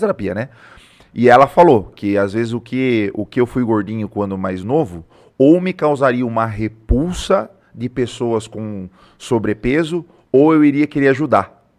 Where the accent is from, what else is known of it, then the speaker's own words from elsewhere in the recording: Tatuí, São Paulo, Brazil; moved away as an adult; now in Sorocaba, Brazil; sou de Tatuí, vim pra cá em 2016